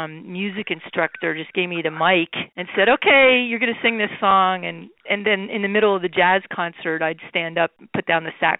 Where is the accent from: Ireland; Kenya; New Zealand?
Ireland; No, I'm so Irish, and Pepe was so Italian, I think.